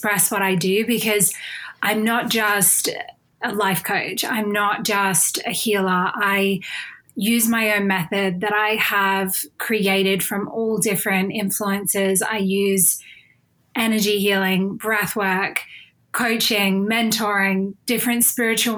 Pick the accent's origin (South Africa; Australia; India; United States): Australia; moved away as an adult; now in United Kingdom; So I am originally from Australia, but I live in the UK now